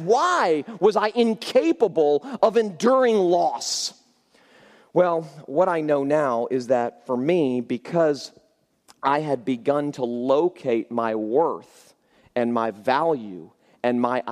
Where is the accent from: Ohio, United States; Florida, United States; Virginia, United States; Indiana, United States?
Florida, United States; I grew up in Florida